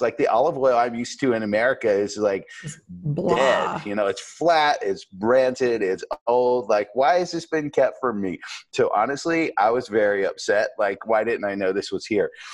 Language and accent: English; Asheville, North Carolina, United States; also born or lived in New York City; I had an apple tree in my backyard here in Asheville, North Carolina, where I grew up